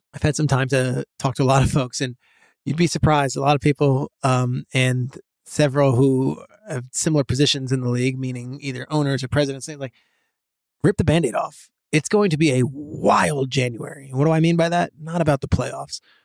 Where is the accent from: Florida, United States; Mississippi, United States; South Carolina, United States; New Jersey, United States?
New Jersey, United States; I grew up in Jersey